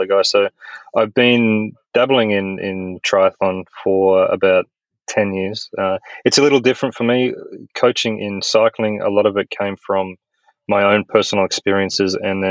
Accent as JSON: {"language": "English", "country": "Australia", "also_born_or_lived": "Europe / United States", "moved": "as an adult", "said": "I'm an Australian"}